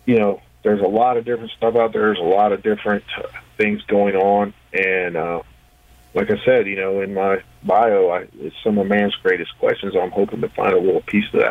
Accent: West Virginia, United States; my home state of West Virginia

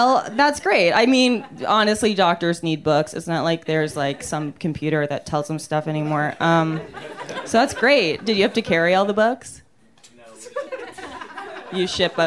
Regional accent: Canada; now in Los Angeles, United States; I'm from Canada. I don't know if you guys can tell because of my glow. I'm from Canada. It's hard to live here right now

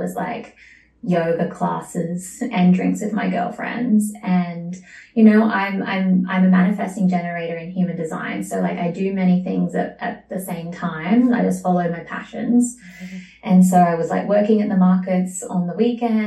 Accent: Sydney, New South Wales, Australia; moved away as an adult; now in Bali, Indonesia; I was born in Sydney, Australia

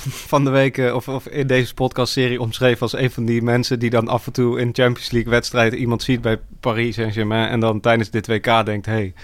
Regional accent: Arnhem, Gelderland, Netherlands; Eh, en ik eh, ben geboren en getogen in Arnhem.

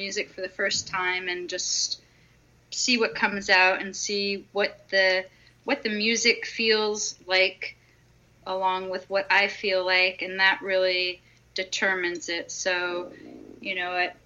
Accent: Toronto, Ontario, Canada; now in United States; When I grew up in Toronto

